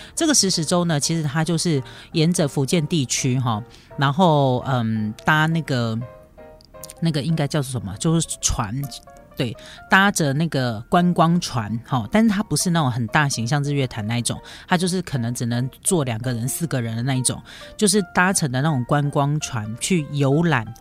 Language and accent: Chinese; Taiwan; 我们台湾人